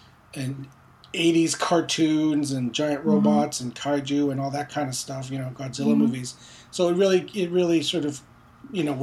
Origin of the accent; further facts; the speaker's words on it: Montreal, Quebec, Canada; also born or lived in Philippines; although I was born in the Philippines, my family immigrated to Quebec, to Montreal, when I was around four